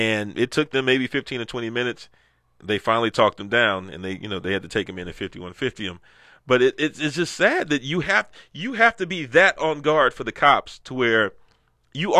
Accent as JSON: {"language": "English", "country": "United States", "tie": "born or raised there", "said": "growing up in Sunnyside"}